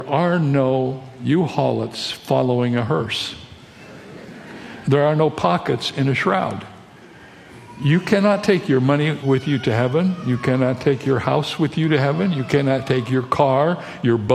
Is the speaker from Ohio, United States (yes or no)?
yes; Toledo, Ohio, United States; now in San Diego, United States; I was born in Toledo, Ohio, and I live in San Diego, California